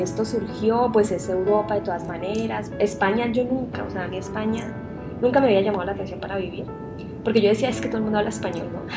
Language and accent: Spanish; Sevilla, Valle del Cauca, Colombia; moved away as an adult; also born or lived in Spain / Santiago de Compostela; now in Barcelona, Spain; soy sevillana de, un pueblo en Colombia que queda al norte del Valle del Cauca.